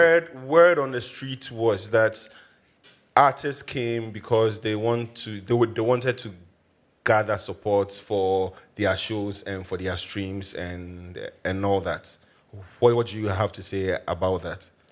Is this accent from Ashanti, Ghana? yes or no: no; Accra, Greater Accra, Ghana; I grew up in Accra.